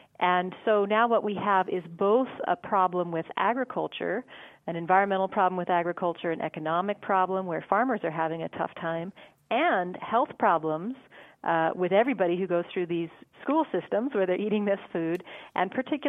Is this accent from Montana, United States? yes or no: yes; Montana, United States; moved away; also born or lived in Massachusetts; Born and raised in Montana.